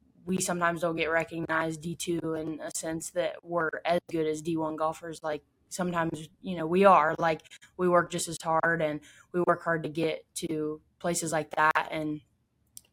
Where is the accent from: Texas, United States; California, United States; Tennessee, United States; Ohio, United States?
Ohio, United States; Findlay; my hometown, Findlay